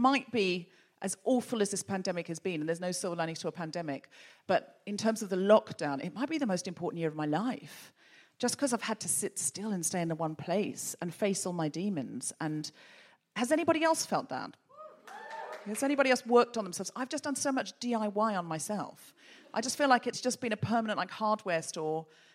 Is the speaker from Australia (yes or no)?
yes; Australia; now in United Kingdom; a dual national and somebody who was born and raised in Australia